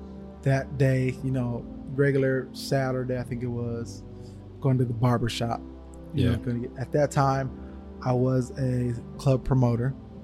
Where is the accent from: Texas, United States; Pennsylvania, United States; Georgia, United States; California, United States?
California, United States; Los Angeles; also born or lived in Atlanta; I was born and raised in Ladera Heights.